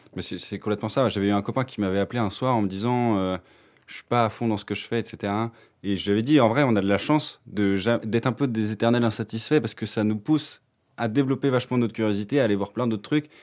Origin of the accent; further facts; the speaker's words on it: France; moved away as an adult; now in Belgium; je viens de France et euh, je suis parti en Belgique pour euh, faire kiné